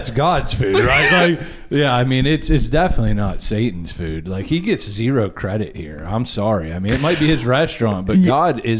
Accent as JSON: {"language": "English", "town": "Indiana", "region": "Pennsylvania", "country": "United States", "said": "We're from Indiana, Pennsylvania, which, by the way, was way before the state of Indiana, home of Jimmy Stewart."}